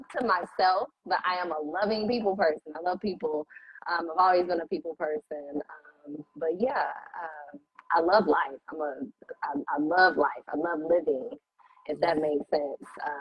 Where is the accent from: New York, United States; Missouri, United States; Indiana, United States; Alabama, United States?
Indiana, United States; Indianapolis; I am from Indy, born and raised here in Indy, Eastside